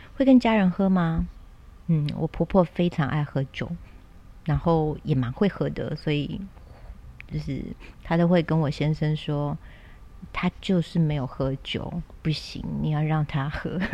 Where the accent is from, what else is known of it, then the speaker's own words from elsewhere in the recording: Kaohsiung, Taiwan; 然后我又是在高雄嘛， 我南部人